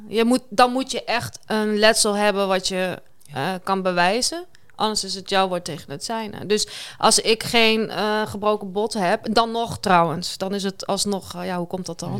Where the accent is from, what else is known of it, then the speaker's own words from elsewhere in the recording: Kampen, Overijssel, Netherlands; Ik kom uit Kampen